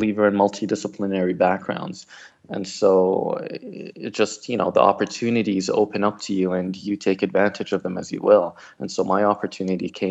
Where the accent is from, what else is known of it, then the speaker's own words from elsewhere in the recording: Toronto, Ontario, Canada; also born or lived in Moscow, Russia / Morocco / UAE / Iraq; we settled in Canada when I was 5 years old. And growing up in Toronto